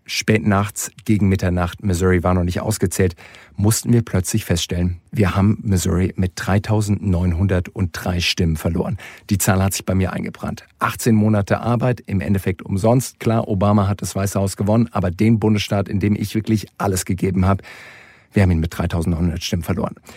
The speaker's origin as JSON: {"language": "German", "country": "Germany", "said": "bei uns in Deutschland"}